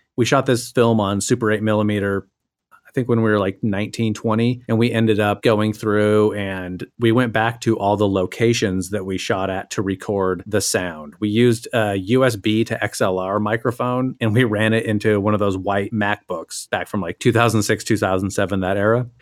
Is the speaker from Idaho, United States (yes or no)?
yes; Boise, Idaho, United States; moved away as an adult; also born or lived in Vancouver; I was in the process of moving from Vancouver back to my hometown of Boise, Idaho